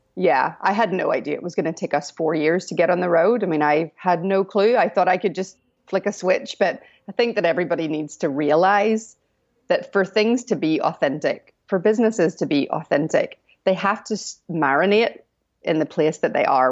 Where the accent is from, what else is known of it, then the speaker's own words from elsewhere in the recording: Northern Ireland, United Kingdom; moved away; I'm not American. I'm from Northern Ireland